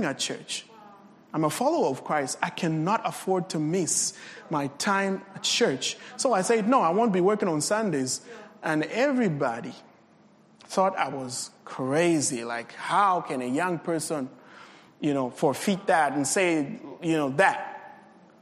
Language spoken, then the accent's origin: English; Copperbelt Province, Zambia; English is a second language; I come from Zambia in the Copper Belt